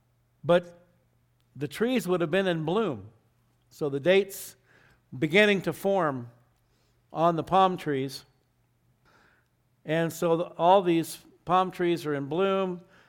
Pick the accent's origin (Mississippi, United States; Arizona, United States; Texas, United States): Arizona, United States; also born or lived in Southern California; now in Albuquerque, United States; I grew up in Arizona, where they were everywhere. Then I lived in Southern California